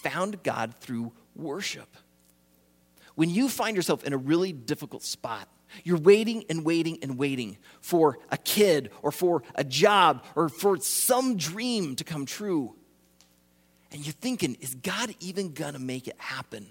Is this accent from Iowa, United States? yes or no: yes; Iowa, United States; I grew up in Iowa, I did ministry in Iowa